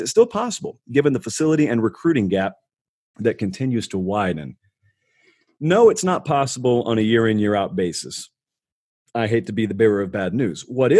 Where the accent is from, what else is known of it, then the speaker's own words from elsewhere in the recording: Georgia, United States; So I grew up in Central Georgia.